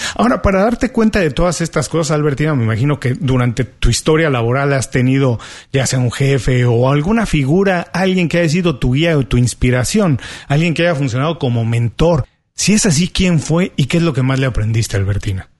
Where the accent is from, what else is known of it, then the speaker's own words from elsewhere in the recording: Mexico; now in Miami, United States; soy mexicano